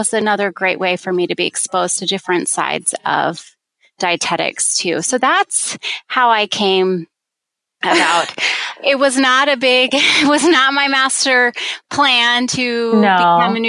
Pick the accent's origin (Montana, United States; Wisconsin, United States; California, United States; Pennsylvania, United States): Pennsylvania, United States; outside of Philadelphia; moved away as an adult; also born or lived in Virginia / Washington, D.C.; I grew up in outside of Philadelphia and went to a small liberal arts college in Virginia